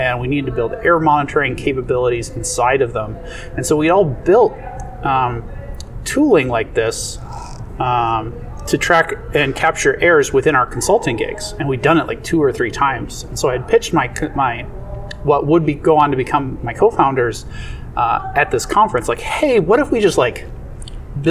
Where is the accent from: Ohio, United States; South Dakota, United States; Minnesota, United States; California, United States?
Minnesota, United States; my hometown, Minnesota